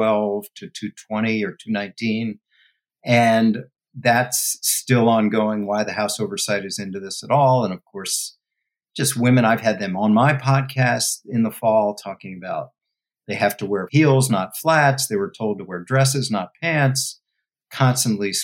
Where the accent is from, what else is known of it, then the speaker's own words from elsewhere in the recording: Washington, District of Columbia, United States; moved away; DC. That's my home